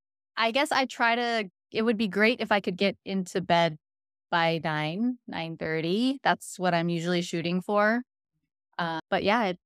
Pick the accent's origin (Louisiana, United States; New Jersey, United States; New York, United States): New York, United States; born there; also born or lived in California / Washington State; now in Hawaii, United States; But I was actually born in New York. Actually, shortly after I was born, my family moved to California. Then we moved to Washington State.